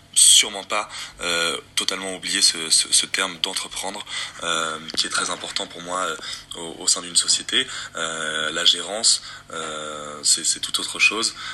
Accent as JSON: {"language": "French", "region": "Windward Islands", "country": "French Polynesia", "said": "je suis tahitien. Je viens plus particulièrement de l'île de Moorea, euh, l'île sœur de, Tahiti"}